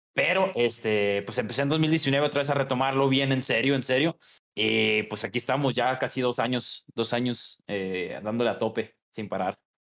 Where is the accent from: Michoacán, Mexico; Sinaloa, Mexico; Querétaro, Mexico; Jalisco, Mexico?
Jalisco, Mexico; Guadalajara; nací en Guadalajara, aquí en, aquí en mi, mi ranchita